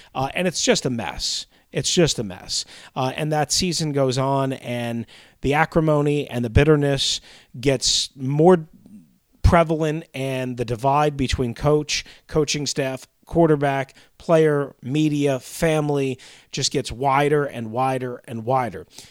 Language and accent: English; Long Island, New York, United States; moved away; as a kid growing up on Long Island